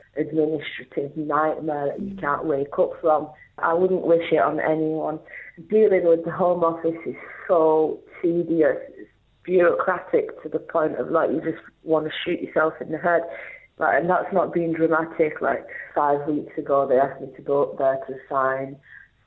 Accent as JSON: {"language": "English", "town": "Rochdale", "region": "North West England", "country": "United Kingdom", "said": "I'm from Manchester, North Manchester, Rochdale"}